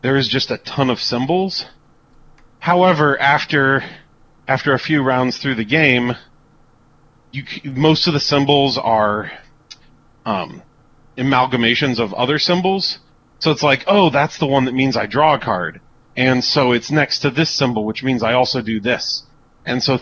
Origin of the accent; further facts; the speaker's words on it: United States; I'm super American